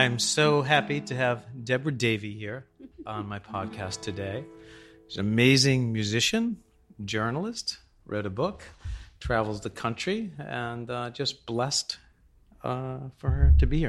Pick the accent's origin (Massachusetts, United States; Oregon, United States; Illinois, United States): Massachusetts, United States; Boston; I grew up in Boston